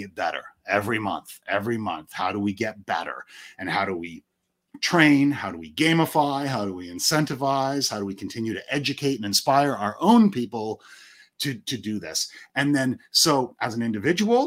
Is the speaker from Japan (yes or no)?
no; Canada; I am Canadian